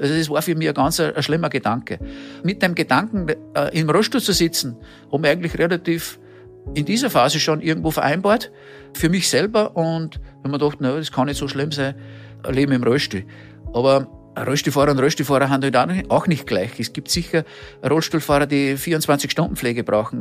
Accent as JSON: {"language": "German", "country": "Austria", "said": "Wir haben es so schön bei uns in Österreich"}